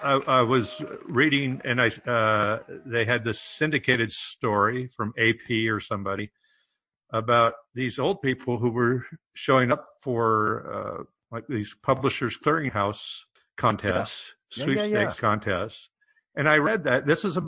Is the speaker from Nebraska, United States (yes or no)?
yes; Omaha, Nebraska, United States; I'm from Omaha. My family's from Hardington, Nebraska, up in the northeast corner.